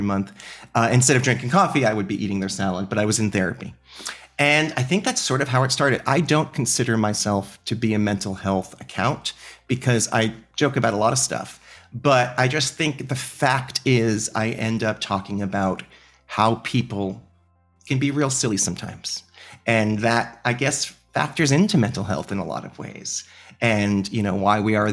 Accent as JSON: {"language": "English", "region": "New York", "country": "United States", "said": "I am a New Yorker."}